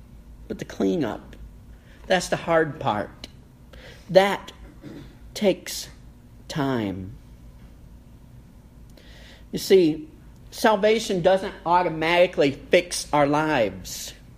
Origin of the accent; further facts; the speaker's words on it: Kentucky, United States; letting all the neighbors know, yes, we're from Kentucky. It's right there for everyone to see. Yes, we're Appalachian Americans.